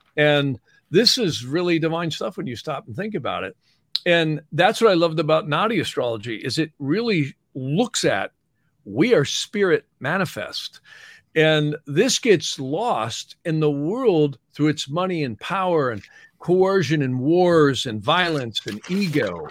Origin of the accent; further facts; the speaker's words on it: United States; I'm an American